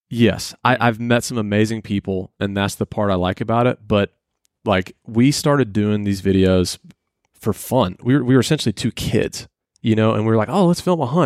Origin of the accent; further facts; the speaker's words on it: Atlanta, Georgia, United States; I grew up in Atlanta. It's where I was born